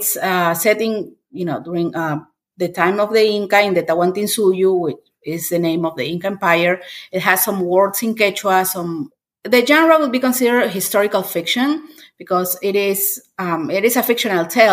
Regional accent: Lima, Peru; English is a second language; moved away as an adult; now in Oklahoma, United States; I am from Lima, Peru. Lima is the capital of Peru, and I was born there and raised there. I moved here to Oklahoma after I got married

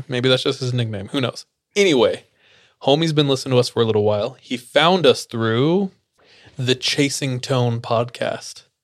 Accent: Fresno, California, United States; I grew up in Fresno

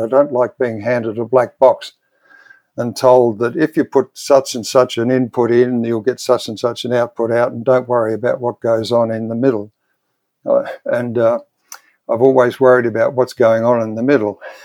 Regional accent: Melbourne, Victoria, Australia; I was born and bred in Melbourne, in Australia.

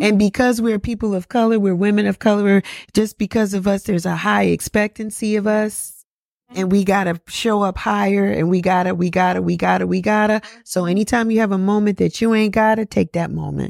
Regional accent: New York, United States; moved away as an adult; now in Atlanta, United States; I'm from New York and I, when I, when I moved here, I had no family.

